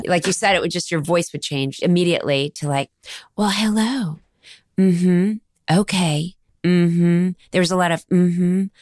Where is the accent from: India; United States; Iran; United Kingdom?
United States; Dallas, Texas; I'm from Dallas, Texas.